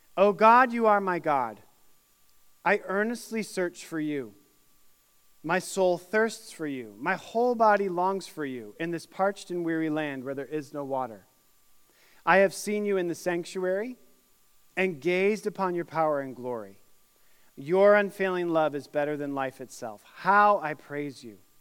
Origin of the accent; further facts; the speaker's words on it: Syracuse, New York, United States; now in Indiana, United States; my hometown of Syracuse, New York